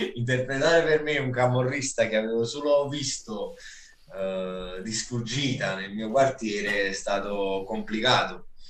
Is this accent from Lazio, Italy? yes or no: no; Naples, Campania, Italy; Io sono di Scampia